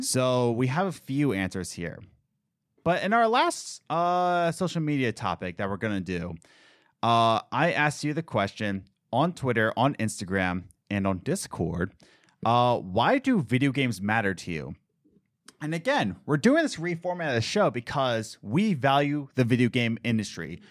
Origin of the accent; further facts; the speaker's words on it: Philadelphia, Pennsylvania, United States; I'm from Philadelphia